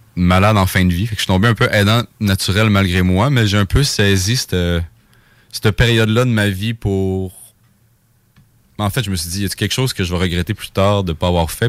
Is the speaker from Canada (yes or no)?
yes; Saguenay, Quebec, Canada; moved away; je viens du Saguenay. Fait que c'est la première fois que je jouais chez nous